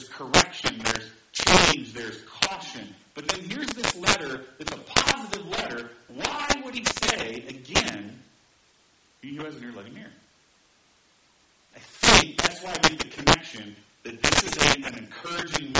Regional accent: Indiana, United States; grew up in Indiana where zone defense was kind of a literal four-letter word

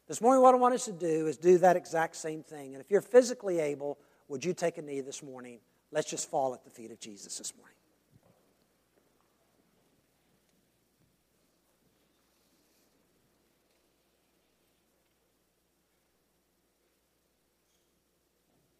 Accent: United States; we as American Christians

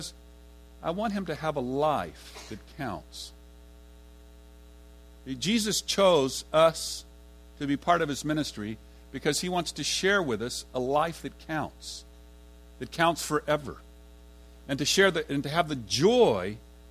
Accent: Fort Worth, Texas, United States; I'm from Fort Worth, and I lived on the east side, and I was going to TCU

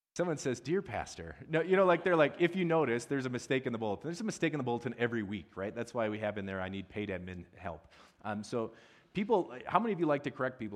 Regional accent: Midwest, United States; I'm from the Midwest

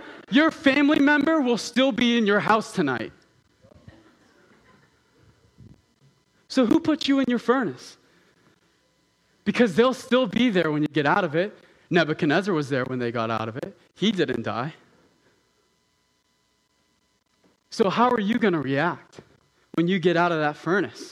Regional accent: Southern California, United States; moved away; I'm from Southern California

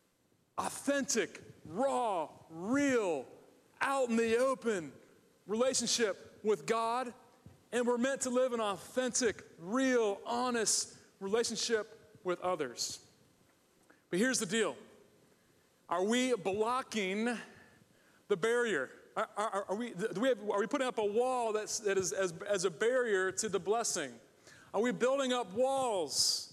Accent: Ohio, United States; also born or lived in Michigan / California / Charlotte, North Carolina; now in Virginia Beach, United States; I grew up in Ohio, go Buckeyes.

